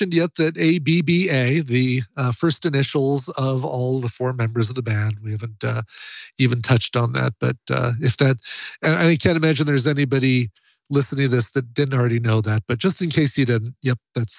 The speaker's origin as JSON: {"language": "English", "region": "Colorado", "country": "United States", "said": "I'm from Colorado. We have a town called Loveland"}